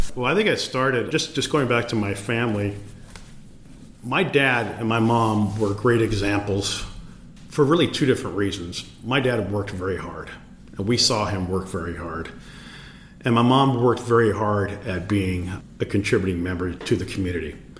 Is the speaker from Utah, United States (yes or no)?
no; Los Angeles, California, United States; I was born in Los Angeles, and I'm the youngest of six children